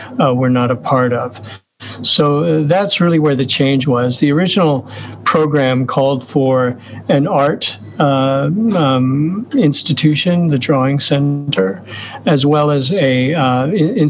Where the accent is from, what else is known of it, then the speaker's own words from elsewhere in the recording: United States; moved away; also born or lived in Oslo, Norway; I'm an American citizen